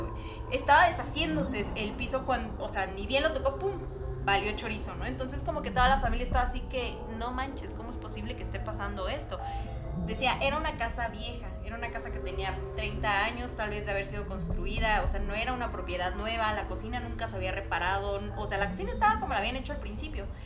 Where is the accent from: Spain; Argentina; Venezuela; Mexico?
Mexico; Oaxaca; Yo soy de Oaxaca